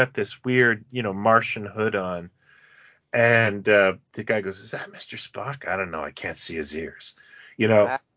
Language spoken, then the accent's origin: English; Canada; I'm from Canada